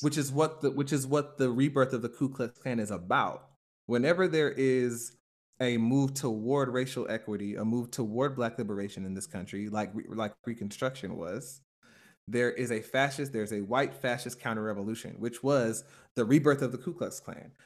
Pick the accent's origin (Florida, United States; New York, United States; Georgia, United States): Georgia, United States; Stone Mountain; my church growing up in Stone Mountain, Georgia